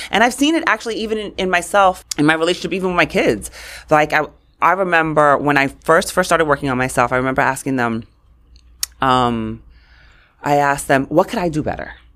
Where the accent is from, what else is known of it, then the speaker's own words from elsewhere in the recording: New York City, New York, United States; also born or lived in Queens, New York; I grew up in Brooklyn, and On my block, it was like, you were white, you were black, or you were Puerto Rican.